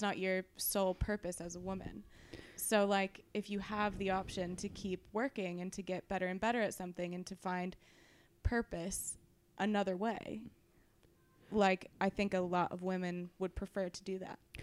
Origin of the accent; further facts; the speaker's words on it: California, United States; I'm from California.